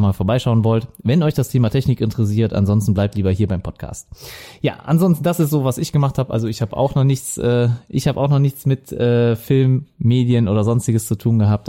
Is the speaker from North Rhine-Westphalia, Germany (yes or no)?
yes; Viersen, North Rhine-Westphalia, Germany; accent: Lower Rhine; now in Mönchengladbach, Germany; ich komme aus Viersen, äh, also gebürtig am Niederrhein und äh, meistens hört man das auch am Akzent